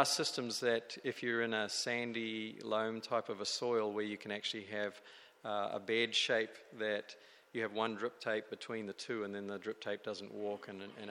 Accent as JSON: {"language": "English", "country": "New Zealand", "moved": "yes", "lives_now": "California, United States", "said": "I come from New Zealand, where it's beautiful and green"}